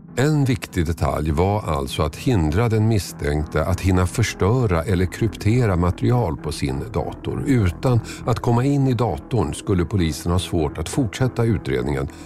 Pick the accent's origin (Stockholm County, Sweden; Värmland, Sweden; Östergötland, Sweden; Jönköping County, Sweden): Stockholm County, Sweden; Tumba; i Tumba, orten där jag växte upp.